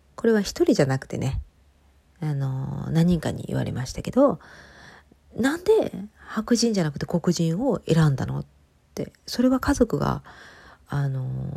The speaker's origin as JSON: {"language": "Japanese", "country": "Japan"}